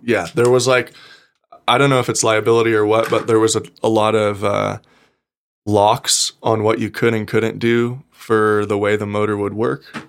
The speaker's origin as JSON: {"language": "English", "town": "Gardnerville", "region": "Nevada", "country": "United States", "tie": "born or raised there", "also_born_or_lived": "South Lake Tahoe", "said": "I was born in South Lake Tahoe, raised in Gardnerville my whole life"}